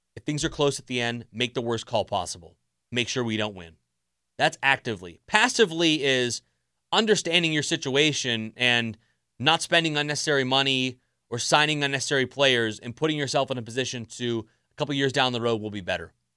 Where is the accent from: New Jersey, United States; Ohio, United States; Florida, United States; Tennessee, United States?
Florida, United States; South; I grew up down in South Florida